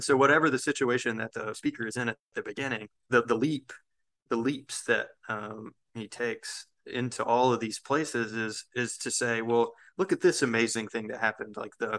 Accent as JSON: {"language": "English", "region": "the South", "country": "United States", "said": "I think being a Southerner naturally requires having two conflicting ideas in your head at one time, right? You know, that this sort of, in the South, for example, we always feel like we're being pulled back into some sort of toxic thing"}